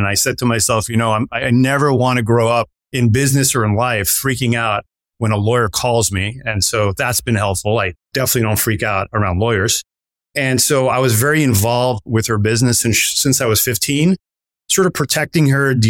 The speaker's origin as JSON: {"language": "English", "town": "New York City", "region": "New York", "country": "United States", "tie": "born or raised there", "moved": "as an adult", "said": "I left from the urban jungle of Brooklyn, where the playgrounds were kind of like ghetto"}